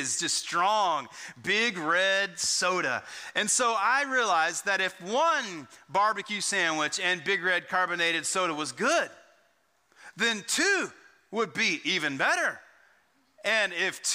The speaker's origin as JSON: {"language": "English", "region": "Texas", "country": "United States", "tie": "born or raised there", "said": "growing up in Texas"}